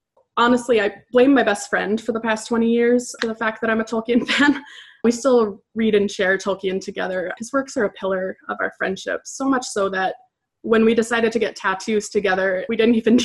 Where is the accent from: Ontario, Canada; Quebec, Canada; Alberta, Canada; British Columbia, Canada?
Alberta, Canada; Edmonton; I'm from Edmonton, Alberta, Canada